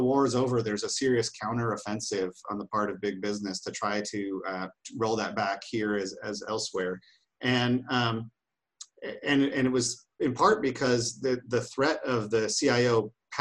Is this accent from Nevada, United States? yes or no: yes; Nevada, United States; moved away; I grew up in Nevada, and you look at Nevada, and when I was a kid there, it was this right-wing state